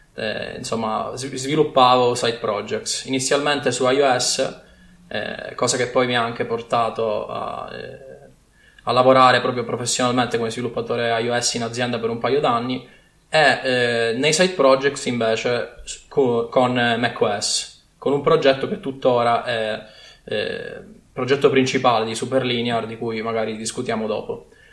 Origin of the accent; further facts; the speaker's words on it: Sicily, Italy; accent: Sicilian; moved away as an adult; now in Milan, Italy; sono siciliano di origine, come forse si sente dall'accento, ma mi sono trasferito a Milano per studiare al Politecnico